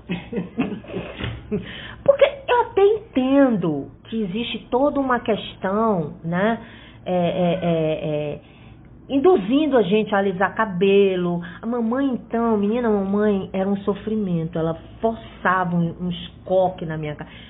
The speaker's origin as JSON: {"language": "Portuguese", "town": "Fortaleza", "region": "Ceará", "country": "Brazil", "moved": "yes", "lives_now": "Rio de Janeiro, Brazil", "said": "eu sou é, cearense, né? Apesar de morar muitos anos no Rio e é, de ter passado a minha infância aqui, é, eu voltei para Fortaleza e, e, lá estudei"}